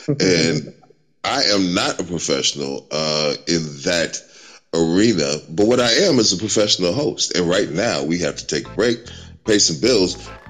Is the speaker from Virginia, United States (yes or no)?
no; Chicago, Illinois, United States; from my hometown, this wonderful city of Chicago, Illinois.